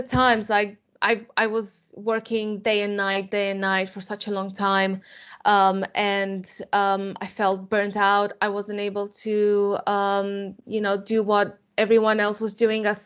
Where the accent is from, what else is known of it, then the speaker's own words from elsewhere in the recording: Romania; moved away as an adult; now in England; I am from Romania, and I came to England to study undergraduate program in architecture at the Bartlett School of Architecture, UCL, in 2015